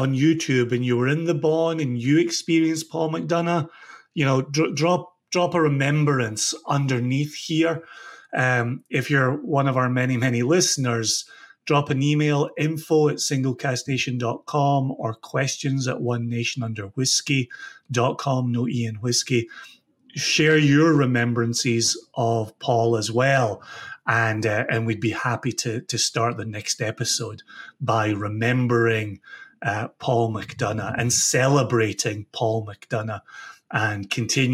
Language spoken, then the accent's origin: English; Ayr, Scotland, United Kingdom; I'm born and raised in Ayr, just 30, 35 minutes southwest of Glasgow.